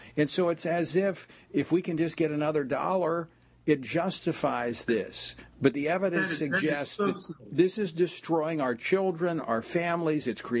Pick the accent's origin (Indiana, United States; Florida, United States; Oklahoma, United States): Oklahoma, United States; moved away; also born or lived in Louisiana; I actually grew up in Oklahoma. It's a red state. It's a red, red state. It's a state where I went to high school